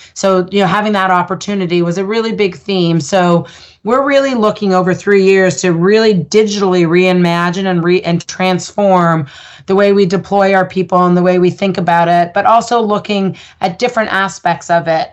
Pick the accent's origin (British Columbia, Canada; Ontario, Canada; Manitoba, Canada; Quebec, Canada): Ontario, Canada; Ottawa; I grew up in Ottawa